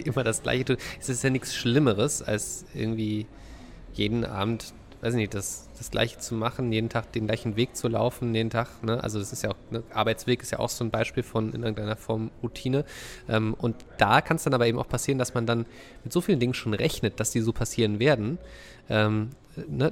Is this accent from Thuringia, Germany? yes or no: no; Dresden area, Saxony, Germany; moved away; Dresdner Christstollen. Das, was ich aus meiner Heimat kenne